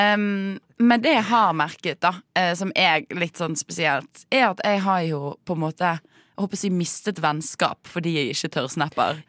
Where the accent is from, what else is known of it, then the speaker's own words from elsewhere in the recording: Bergen, Vestland, Norway; jeg er fra Bergen